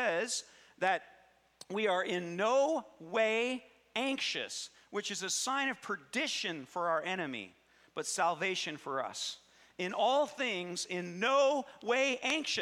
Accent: Cedarville, United States; Growing up in Cedarville

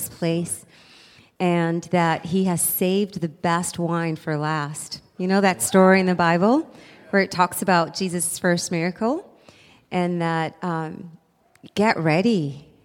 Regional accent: South Africa; moved away; I'm from South Africa

